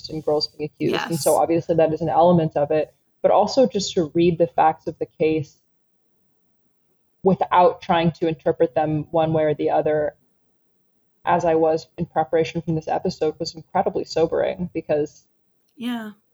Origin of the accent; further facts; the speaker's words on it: West Coast, United States; I'm from the West Coast